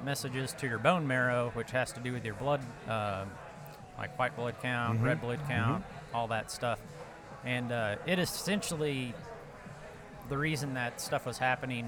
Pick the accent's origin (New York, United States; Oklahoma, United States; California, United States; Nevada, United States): Oklahoma, United States; Ada; I'm from Ada, Oklahoma